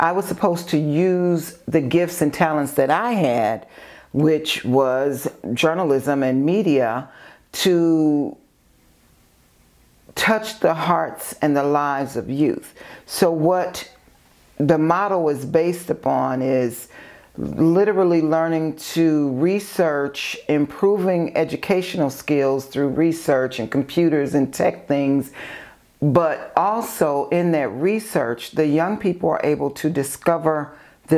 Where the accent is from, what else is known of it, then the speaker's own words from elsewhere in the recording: Maywood, Illinois, United States; also born or lived in far south suburbs of Chicago; growing up in Maywood and living on in the far south suburbs